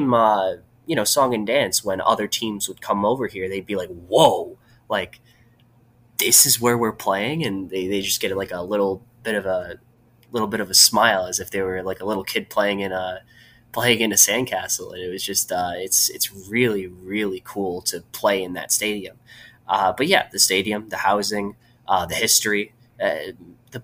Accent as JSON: {"language": "English", "town": "Northville", "region": "Michigan", "country": "United States", "tie": "born or raised there", "lives_now": "Lansing, United States", "said": "I grew up in just outside of Detroit. I'm from a suburb called Northville"}